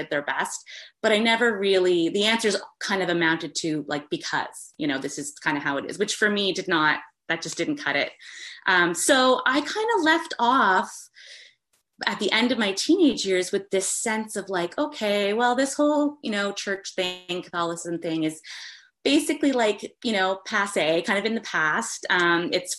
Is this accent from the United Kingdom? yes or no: no; East Coast of Canada, Atlantic Canada, Canada; I'm from the East Coast of Canada